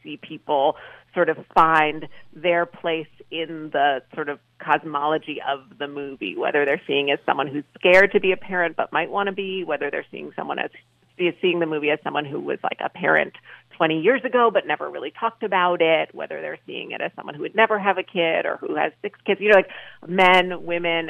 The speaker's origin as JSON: {"language": "English", "town": "New York City", "region": "New York", "country": "United States", "tie": "born or raised there", "said": "Brooklyn was a really great place to grow up"}